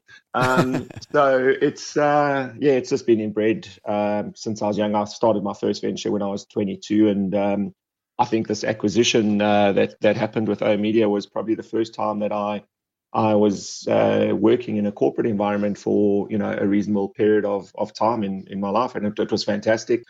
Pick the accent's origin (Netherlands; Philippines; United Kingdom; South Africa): South Africa; accent: South African; moved away as an adult; also born or lived in Brisbane, Australia / Sydney, Australia; now in Australia; I immigrated to Australia in 2010 from South Africa, as I'm sure you can pick up by the accent.